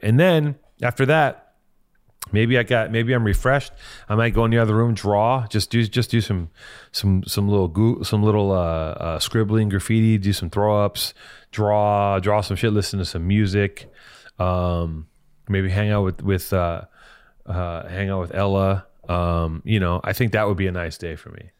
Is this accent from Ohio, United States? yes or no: no; Los Angeles, California, United States; I'm from here.